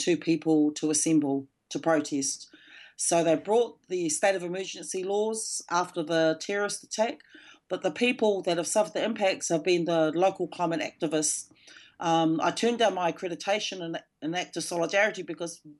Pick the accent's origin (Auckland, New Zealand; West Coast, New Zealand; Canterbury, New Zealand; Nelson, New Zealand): Auckland, New Zealand; Ngāti Whātua; also born or lived in Melbourne, Australia; I'm from the Ngāti Whātua tribe and I'm talking from Tamaki Makaurau in Auckland